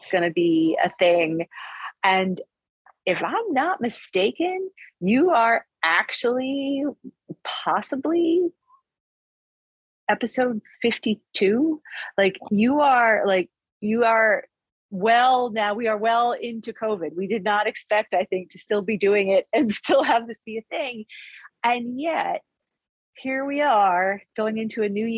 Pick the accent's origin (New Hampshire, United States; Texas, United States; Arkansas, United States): New Hampshire, United States; Manchester; moved away; I grew up in New Hampshire.